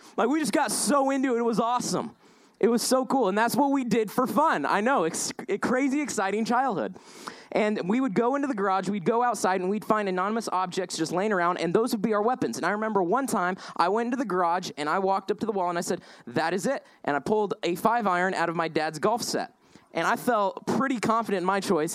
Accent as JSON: {"language": "English", "region": "Indiana", "country": "United States", "tie": "born or raised there", "also_born_or_lived": "Denver, Colorado", "said": "lived out west, uh, moved to Indiana"}